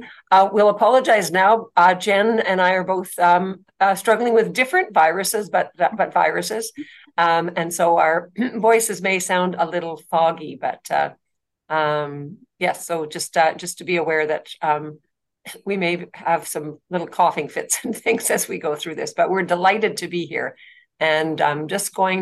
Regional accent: north of Thunder Bay, Ontario, Canada; I was born and raised in Treaty 3 territory, about 566 kilometers north of Thunder Bay, Ontario.

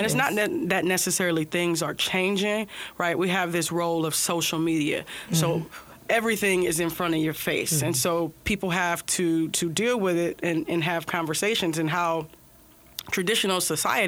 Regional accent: Ohio, United States; now in California, United States; I grew up in Ohio.

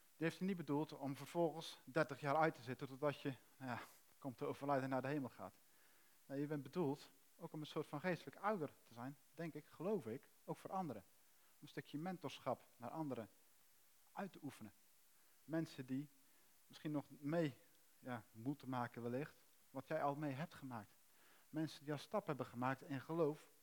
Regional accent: Netherlands; We zijn Nederlanders

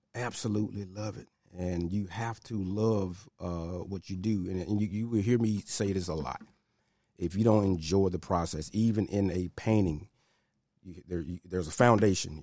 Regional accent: Memphis, Tennessee, United States; Born and raised in Hollywood, North Memphis

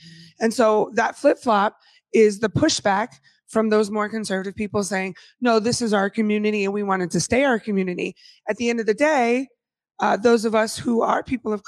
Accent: Bay Area, California, United States; moved away as an adult; now in Federal Way, United States; I'm from the Bay Area, which is an extremely gentrified area

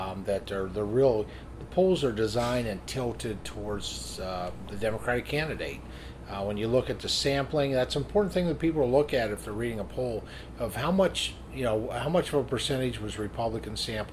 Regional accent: Pennsylvania, United States; I'm from Pennsylvania

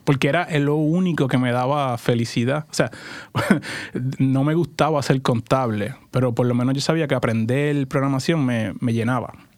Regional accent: Puerto Rico; moved away as an adult; also born or lived in California; now in Portland, United States; crecí y nací en Puerto Rico. Estuve ahí 20 pues, años

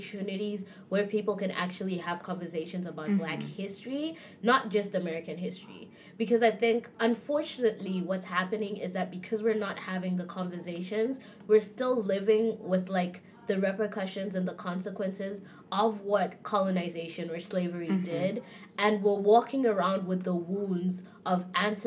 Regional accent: Zimbabwe; moved away as an adult; now in Canada; I'm from Zimbabwe

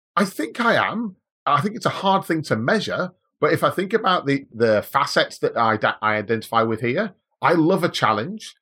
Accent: Manchester, North West England, United Kingdom; moved away as an adult; now in Australia; Manchester originally. So I'm a, I'm a English guy, born and bred, came to Australia in two thousand and three

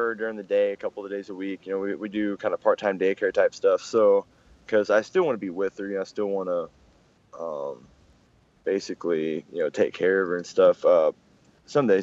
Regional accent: Springfield, Missouri, United States; also born or lived in Dallas, Texas / Kansas City; I moved to Springfield, Missouri about when I was, you know, 3 or 4.

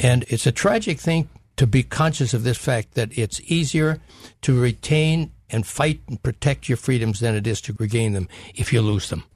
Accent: North Dakota, United States; moved away as an adult; I grew up in North Dakota

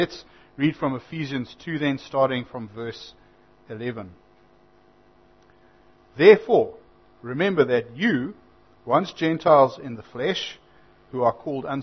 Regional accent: Zimbabwe; now in New Zealand; I had to renounce my Zimbabwean citizenship

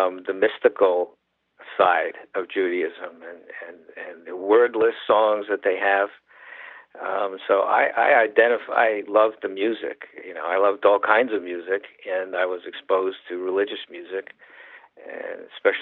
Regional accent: New York City, New York, United States; I grew up in Manhattan, and I was exposed to all kinds of music

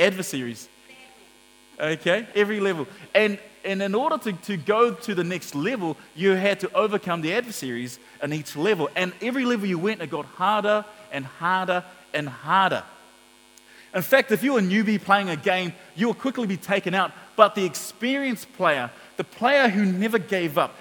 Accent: Auckland, New Zealand; we grew up in Mangere, and so we went to the local town centre, Mangere Town Centre

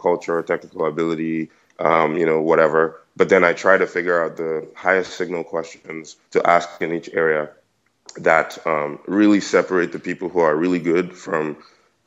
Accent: Nigeria; moved away as an adult; now in United States; I'm obviously Nigerian. I went to King's College. I did school out here in the US

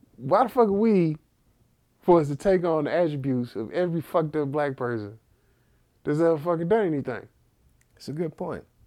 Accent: Texas, United States; accent: heavy Texas; I have a heavy Texas, Texas accent

